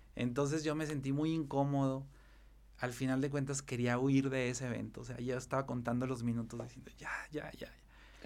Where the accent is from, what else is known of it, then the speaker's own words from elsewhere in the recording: Zacatecas, Mexico; me puedo describir como un ciudadano muy, como muy arraigado, muy apasionado de su ciudad. Soy, soy un enamorado de Zacatecas, del estado y más de la capital